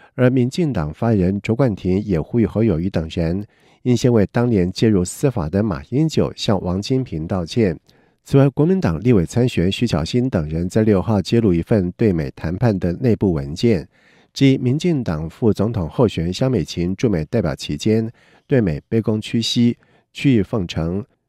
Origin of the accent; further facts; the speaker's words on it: Yunlin County, Taiwan; 我的故乡云林